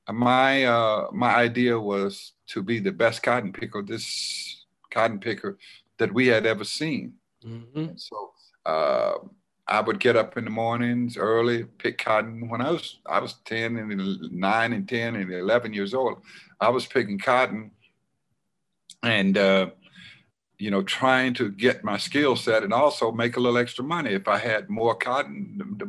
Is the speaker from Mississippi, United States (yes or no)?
yes; Silver City, Mississippi, United States; moved away; I was born in Silver City, Mississippi